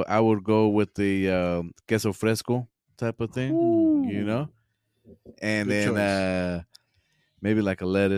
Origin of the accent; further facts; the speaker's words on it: Guadalajara, Jalisco, Mexico; I'm from Guadalajara.